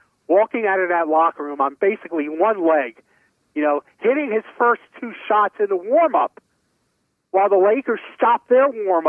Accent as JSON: {"language": "English", "town": "New York City", "region": "New York", "country": "United States", "tie": "born or raised there", "said": "I grew up in Brooklyn"}